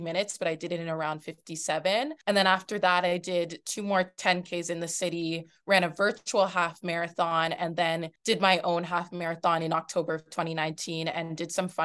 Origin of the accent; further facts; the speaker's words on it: Toronto, Ontario, Canada; I'm from Toronto, Canada